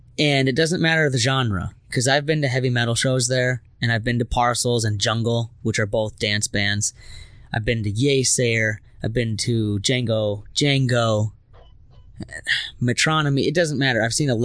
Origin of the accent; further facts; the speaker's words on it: Minnesota, United States; being all Minnesotan, we looked at each other and was like, "Oh, sorry."